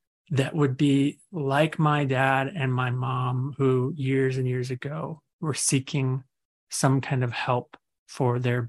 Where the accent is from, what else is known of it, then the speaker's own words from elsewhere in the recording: Arizona, United States; moved away as an adult; also born or lived in Colorado; now in Denver, United States; Arizona is pretty much where I grew up and did ministry, for the last three decades